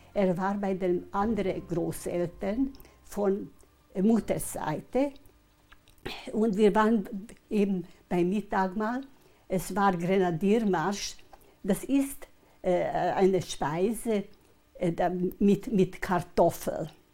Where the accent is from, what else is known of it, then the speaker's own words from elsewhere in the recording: Hetin, Vojvodina, Serbia; also born or lived in Kikinda; Wir waren zuerst in Hettin, in unserem Haus, wo ich geboren bin